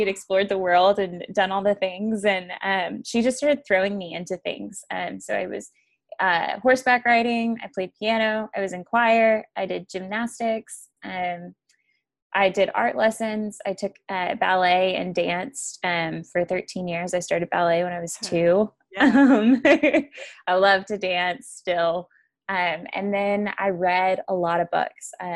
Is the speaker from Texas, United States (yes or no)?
yes; Argyle, Texas, United States; We actually grew up in a town called Argyle, and it is just south of Denton, Texas